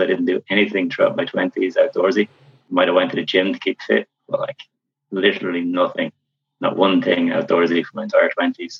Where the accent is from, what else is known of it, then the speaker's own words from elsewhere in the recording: County Kildare, Ireland; moved away as an adult; also born or lived in Dublin; I'm originally from Kildare, from out in the Sticks in Kildare. Went to school in Kildare